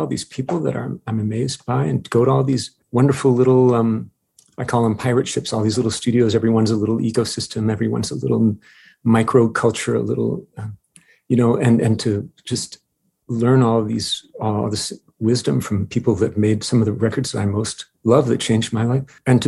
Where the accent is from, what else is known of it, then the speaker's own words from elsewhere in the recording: Princeton, New Jersey, United States; born there; also born or lived in New York City / La Jolla / Montreal / France; I was born in Princeton, New Jersey, lived there when I was in second grade, lived in New York City, La Jolla, California, Montreal, Amsterdam for some months, where my wife is from.